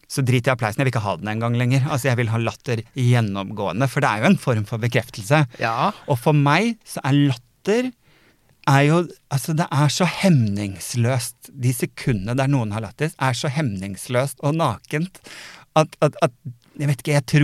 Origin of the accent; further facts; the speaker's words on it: Sandefjord, Vestfold, Norway; moved away; jeg flytta jo fra Sandefjord for jeg ville noe mer. Jeg ville noe større enn det Sandefjord kunne tilby meg.